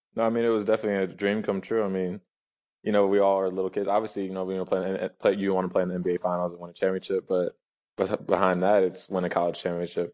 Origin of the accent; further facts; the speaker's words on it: Nashville, Tennessee, United States; moved away; I'm from Nashville